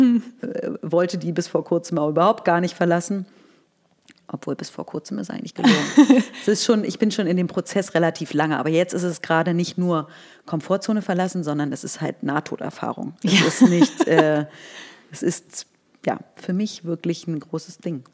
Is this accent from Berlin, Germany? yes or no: yes; Berlin, Germany; also born or lived in Scotland; ich bin 1981 in Berlin geboren. Ich ähm, bin hier aufgewachsen